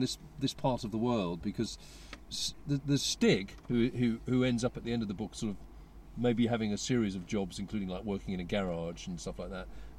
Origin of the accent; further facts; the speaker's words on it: Sevenoaks, South East England, United Kingdom; I was brought up in Seven Oaks